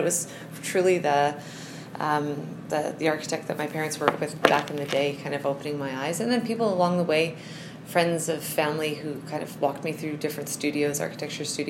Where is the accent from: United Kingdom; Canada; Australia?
Canada; Winnipeg, Manitoba; moved away as an adult; now in Calgary, Canada; And so I am from Winnipeg